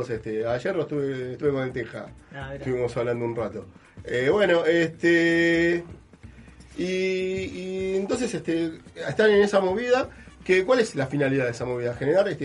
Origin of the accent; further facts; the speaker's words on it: Claypole, Buenos Aires Province, Argentina; Somos de Claypole.